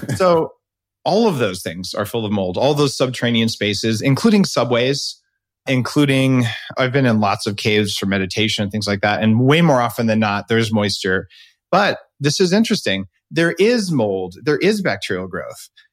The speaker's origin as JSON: {"language": "English", "region": "New Mexico", "country": "United States", "tie": "born or raised there", "said": "where I grew up in New Mexico"}